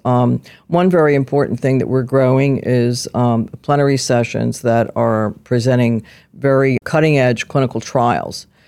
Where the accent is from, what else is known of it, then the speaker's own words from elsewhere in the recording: Philadelphia, Pennsylvania, United States; I was, uh, born and raised in South Philadelphia, where a lot of little Italian girls grew up